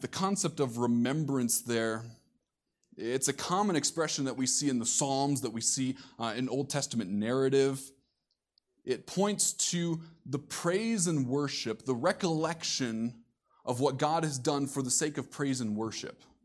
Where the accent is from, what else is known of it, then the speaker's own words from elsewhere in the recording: Iowa, United States; Coming from the Midwest myself, being born and raised in Iowa